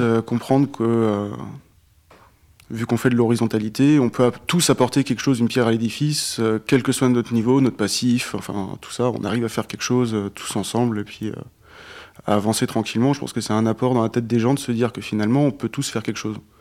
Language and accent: French; Alsace, Grand Est, France; moved away as an adult; now in Fougères, France; je suis alsacien à la base